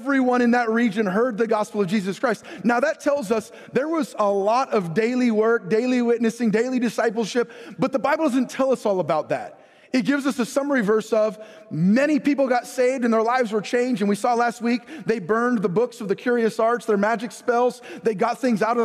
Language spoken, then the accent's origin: English; United States; we as American believers